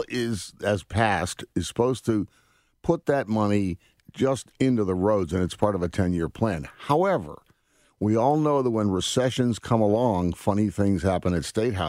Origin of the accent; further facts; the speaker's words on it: Connecticut, United States; I grew up in Connecticut, so I understand how things work a little bit there. In fact, I graduated from Lewis Mills High School over in Burlington.